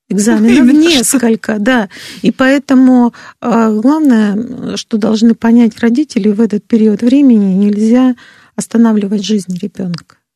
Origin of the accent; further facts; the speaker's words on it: Moscow, Russia; Нет, я из Москвы. Абсолютно ровно говорю